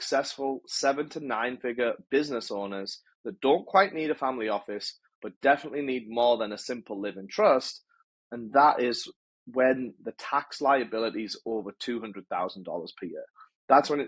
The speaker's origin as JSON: {"language": "English", "region": "England", "country": "United Kingdom", "tie": "born or raised there", "also_born_or_lived": "North America", "moved": "as an adult", "lives_now": "Los Angeles, United States", "said": "I'm from England, born and raised in England."}